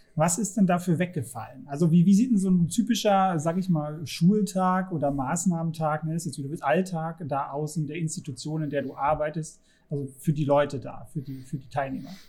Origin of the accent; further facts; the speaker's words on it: Saxony, Germany; ich komme ja aus Sachsen